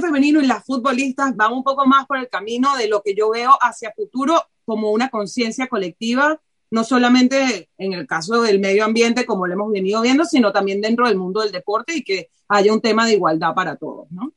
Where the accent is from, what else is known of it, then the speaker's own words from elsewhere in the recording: Venezuela; now in Barcelona, Spain; yo como venezolana